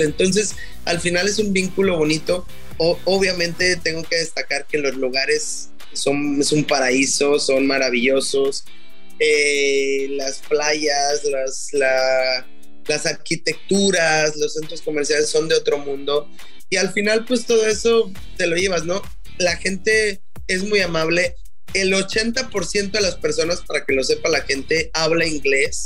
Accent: Mexico; moved away as an adult; also born or lived in Germany / Qatar; me fui de México, ¿no? Cuando me fui de México a Alemania

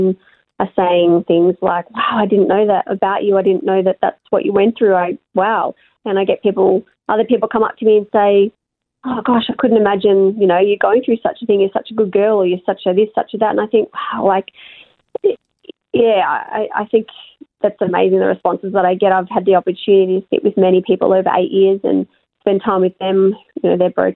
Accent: Melbourne, Victoria, Australia; I'm from Melbourne, obviously I'm quite far away from my family

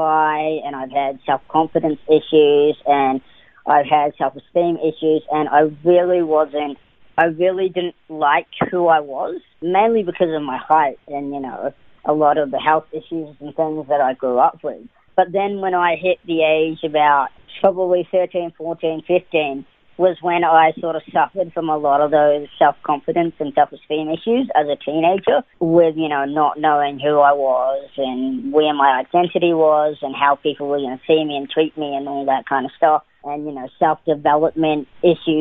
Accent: New Zealand; also born or lived in Auckland, New Zealand; So I was born in Auckland, New Zealand, and I was raised in, all over New Zealand. I moved around quite a bit to about the age of 13.

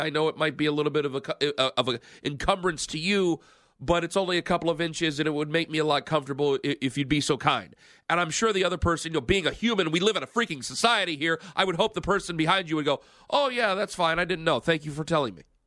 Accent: Cleveland, Ohio, United States; I'm from Cleveland

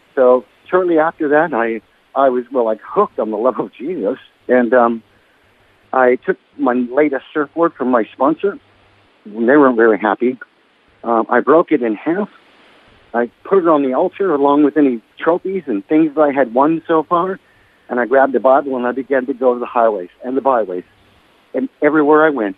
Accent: Hermosa Beach, California, United States; also born or lived in Torrance, California; now in Lennox Head, Australia; the town that I actually grew up in was called Hermosa Beach

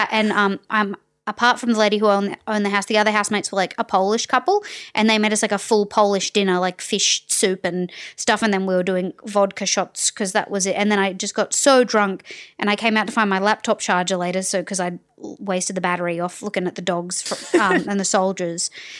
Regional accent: Townsville, Queensland, Australia; moved away as an adult; I'd never been anywhere that was cold because I'm from Townsville

